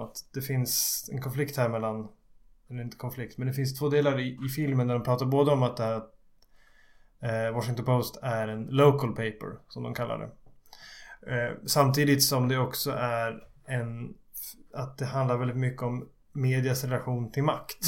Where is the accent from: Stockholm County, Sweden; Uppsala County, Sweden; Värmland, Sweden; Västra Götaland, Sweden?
Uppsala County, Sweden; Skutskär; jag såg på en liten Folkets bio hemma i Skutskär